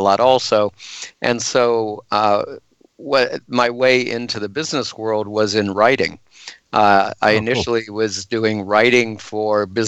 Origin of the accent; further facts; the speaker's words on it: Northwest Illinois, United States; also born or lived in Rockford, Illinois / Michigan; For the first 12 years of my life, I grew up in a farm town of 800 people in in Northwest Illinois